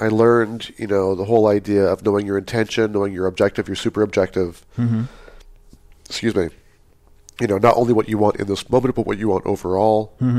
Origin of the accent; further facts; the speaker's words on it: Pleasant Hill, California, United States; also born or lived in Hayward, California; I was born in Hayward, California, and raised in Pleasant Hill, California.